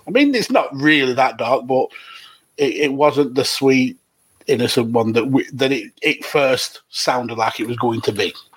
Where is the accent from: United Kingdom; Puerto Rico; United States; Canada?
United Kingdom; we as as British